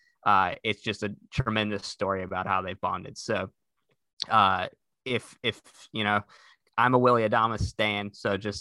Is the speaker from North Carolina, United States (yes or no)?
yes; Durham, North Carolina, United States; accent: Southern; moved away; I am from Durham, North Carolina